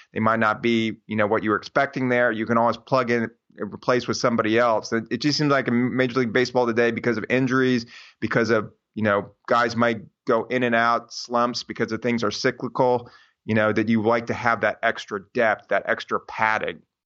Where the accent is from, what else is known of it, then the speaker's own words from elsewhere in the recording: Houston, Texas, United States; we're from Houston.